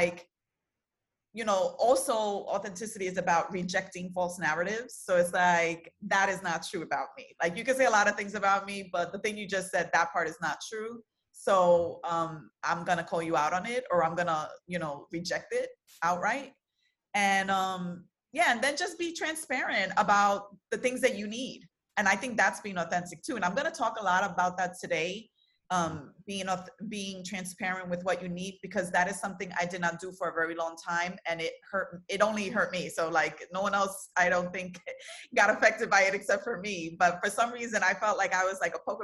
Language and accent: English; New York City, New York, United States; I'm born and raised in Brooklyn, you know, New York City girl